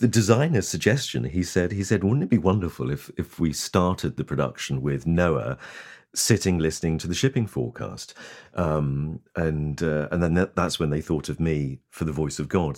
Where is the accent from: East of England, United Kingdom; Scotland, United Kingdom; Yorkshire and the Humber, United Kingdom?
East of England, United Kingdom; Lowestoft; my hometown of Lowestoft in Suffolk